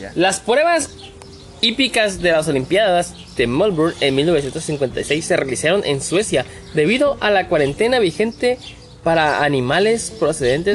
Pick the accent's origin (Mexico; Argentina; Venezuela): Mexico; nosotros como mexicanos no somos, malos